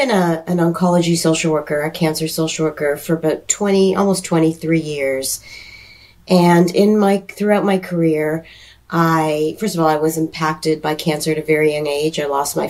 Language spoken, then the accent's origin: English; Toronto, Ontario, Canada; also born or lived in Seattle; now in Charlotte, United States; I was born and raised in Toronto, Canada